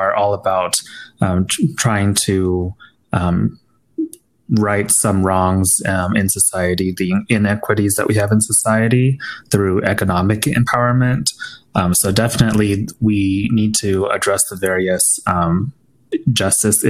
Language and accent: English; Phoenix, Arizona, United States; also born or lived in Taiwan; I am pretty much a native of Phoenix. I was born in Taiwan, but we moved here when I was three